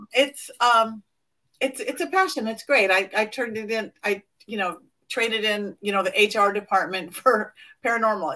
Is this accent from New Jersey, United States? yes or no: no; Los Angeles, California, United States; I'm born and raised in Hollywood